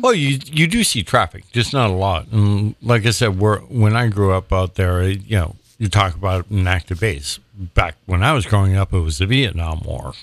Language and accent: English; Sandwich area, Cape Cod, Massachusetts, United States; as a young kid, I grew up on Adams Street.